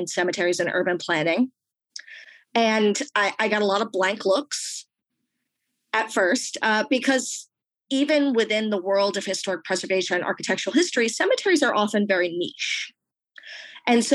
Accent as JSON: {"language": "English", "region": "Rhode Island", "country": "United States", "tie": "born or raised there", "said": "I am originally from Rhode Island, the small state. So I grew up in the Northeast"}